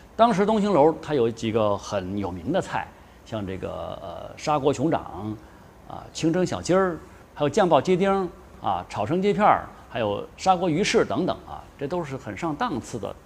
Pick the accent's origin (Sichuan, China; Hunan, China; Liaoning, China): Sichuan, China; Chengdu; 不过我们成都人都知道